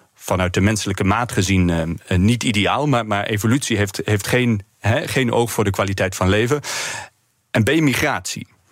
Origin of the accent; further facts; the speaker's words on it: Eindhoven, North Brabant, Netherlands; now in Leiden, Netherlands; geboren en getogen in Eindhoven